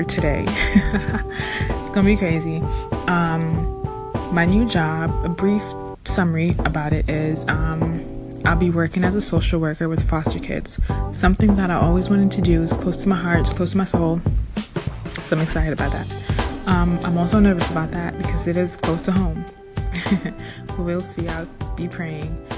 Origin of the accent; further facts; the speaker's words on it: New York City, New York, United States; also born or lived in Suffolk County, New York / Harlem, New York City; I'm a New York City girl